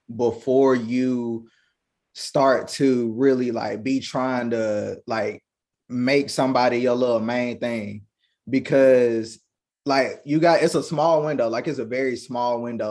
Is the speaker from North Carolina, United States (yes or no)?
yes; Kinston, North Carolina, United States; I'm from the 2-5, Kinston, North Carolina